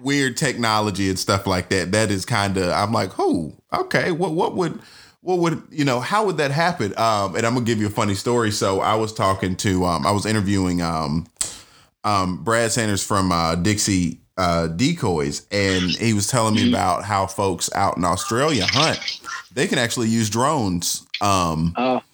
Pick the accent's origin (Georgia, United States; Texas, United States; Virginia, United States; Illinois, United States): Georgia, United States; Atlanta; I'm from Atlanta